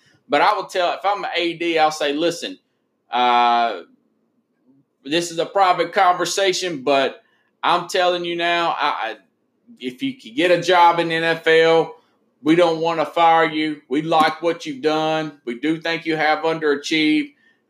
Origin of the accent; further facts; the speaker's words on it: Tennessee, United States; Listen, I'm from Tennessee.